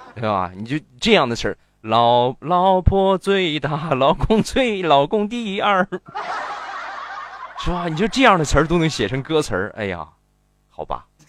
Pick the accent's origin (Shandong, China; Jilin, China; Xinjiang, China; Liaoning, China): Shandong, China; 我们山东方言的理解，就是山东话都是一个味儿，实际不是